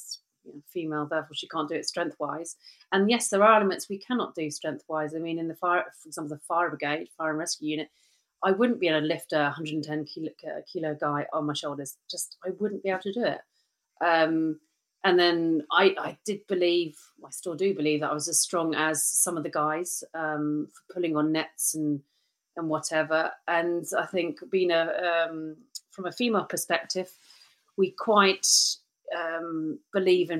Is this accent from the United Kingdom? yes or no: yes; United Kingdom; moved away as an adult; being a Brit